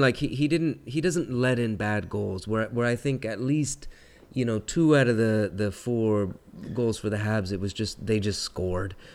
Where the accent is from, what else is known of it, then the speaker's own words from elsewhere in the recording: California, United States; as a Californian myself